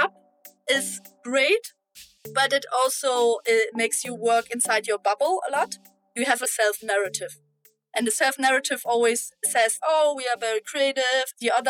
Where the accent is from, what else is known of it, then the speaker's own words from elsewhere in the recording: Germany; I am from Germany.